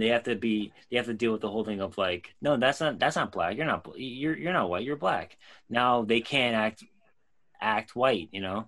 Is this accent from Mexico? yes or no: no; Ireland; because I'm Irish, I had the crown, you know, the whole, like, talking about different, like cricket and shit like that.